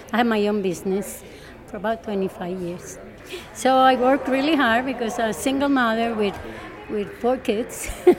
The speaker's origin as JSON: {"language": "English", "country": "Colombia", "tie": "born or raised there", "moved": "as an adult", "lives_now": "United States", "said": "I grew up in Colombia."}